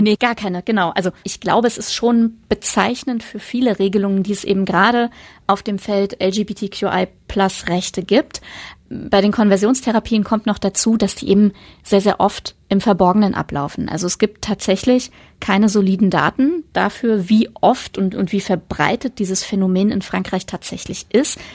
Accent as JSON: {"language": "German", "country": "Germany", "said": "bei uns in Deutschland"}